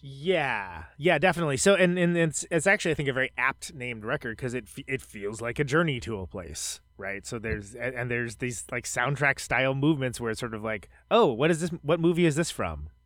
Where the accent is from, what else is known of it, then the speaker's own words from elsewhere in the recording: Bay Area, California, United States; moved away; I'm from the Bay Area, uh, originally